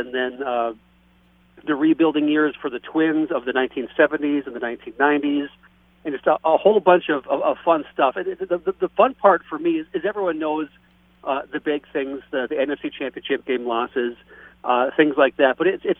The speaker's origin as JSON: {"language": "English", "town": "Staples", "region": "Minnesota", "country": "United States", "tie": "born or raised there", "also_born_or_lived": "St. Paul, Minnesota", "lives_now": "Detroit Lakes, United States", "said": "born and raised in Staples, Minnesota. Went to college down in the cities at the University of Northwestern, St. Paul. It was Northwestern College back then."}